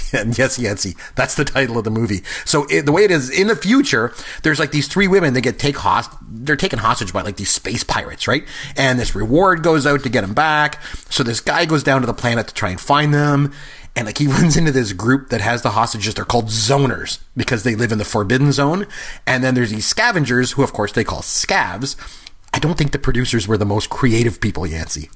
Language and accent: English; Port Elgin, Ontario, Canada; I grew up in Port Elgin, Ontario